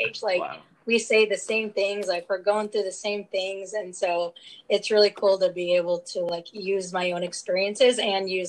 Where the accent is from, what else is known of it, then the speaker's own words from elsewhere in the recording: Utah, United States; I transferred back to my home state because I'm from Utah.